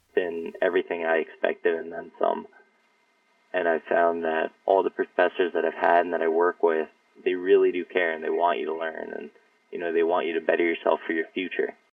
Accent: Yorktown, New York, United States; I grew up in Yorktown, northern Westchester.

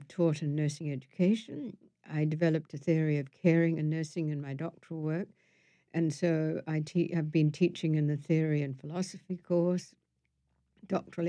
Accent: Wellington, New Zealand; moved away as an adult; also born or lived in London; I grew up in Wellington, which is at the bottom of the North Island, and it's the capital of the country

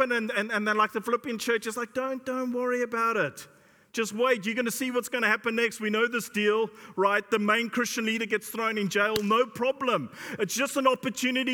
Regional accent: South Africa; now in United Kingdom; I come from South Africa

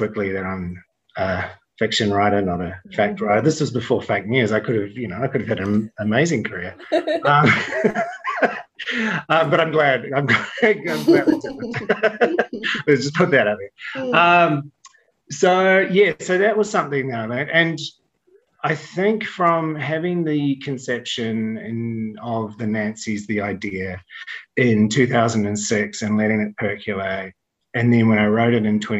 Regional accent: New Zealand; when I was growing up in the 70s and 80s, and there was like, I mean, I was in New Zealand

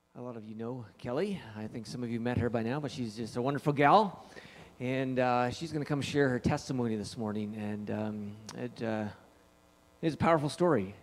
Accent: Trail, British Columbia, Canada; I was born in Trail

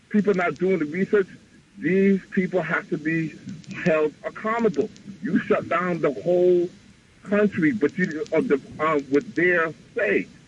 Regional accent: Queens, New York, United States; I'm from Queens.

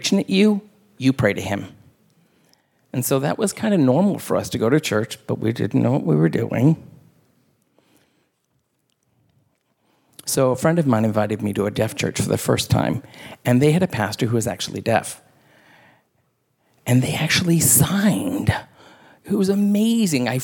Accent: the South, United States; I grew up in the South

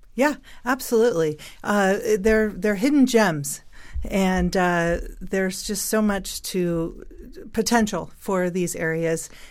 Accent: San Francisco, California, United States; moved away as an adult; now in Northern Nevada, United States; I was actually born and raised in San Francisco, moved to Northern Nevada twenty-three years ago

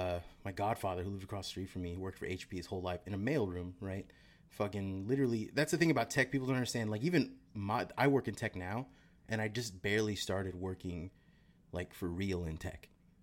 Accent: Sunnyvale, California, United States; In the area that I grew up in Sunnyvale, I was the only poor person for about 10 miles, right?

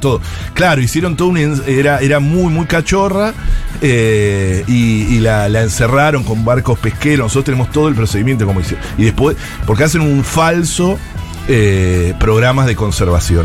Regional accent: Argentina

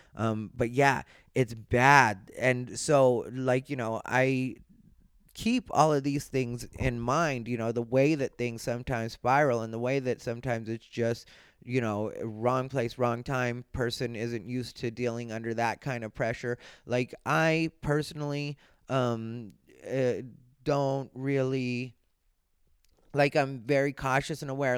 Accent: Arizona, United States; I grew up in Arizona.

